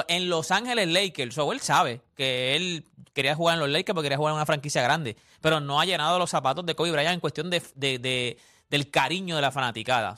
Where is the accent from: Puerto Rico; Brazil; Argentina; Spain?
Puerto Rico; Canóvanas; yo soy de Villas de Loiza nacido y criado en Villas de Loiza ya, no vivo en Villas, pero soy de Villas de Loiza